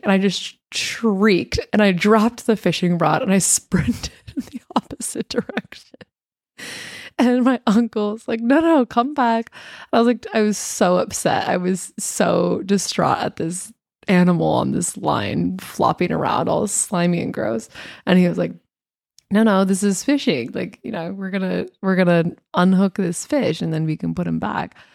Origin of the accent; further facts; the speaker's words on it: United States; being an American